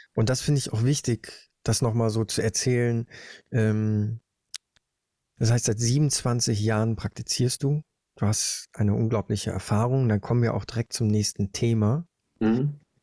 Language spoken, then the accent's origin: German; Germany; Bei uns in Deutschland